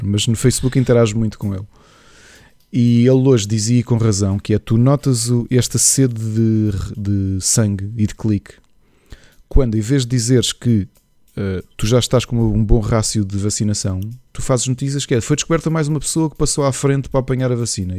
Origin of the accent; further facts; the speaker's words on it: Portugal; nós somos portugueses